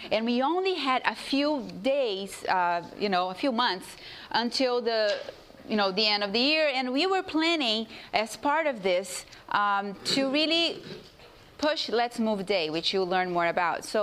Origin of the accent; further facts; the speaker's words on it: Brazil; English is a second language; now in United States; You know, I come from a division, I'm from Brazil originally.